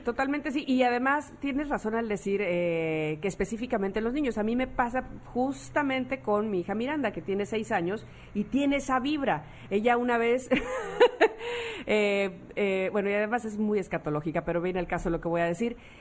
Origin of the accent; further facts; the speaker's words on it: Mexico; los mexicanos